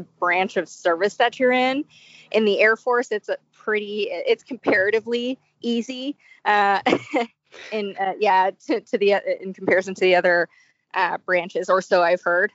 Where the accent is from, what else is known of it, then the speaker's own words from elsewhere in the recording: Bay Area, California, United States; I was born and raised in California in the Bay Area.